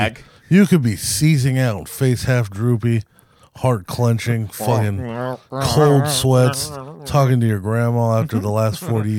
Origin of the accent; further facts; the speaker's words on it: United States; we're American.